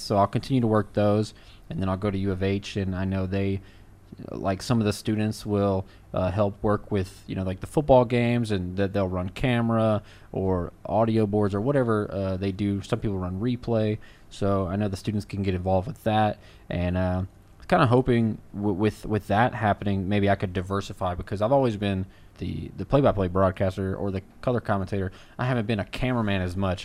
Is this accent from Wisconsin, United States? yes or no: no; Louisiana, United States; now in Texas, United States; I'm originally from Louisiana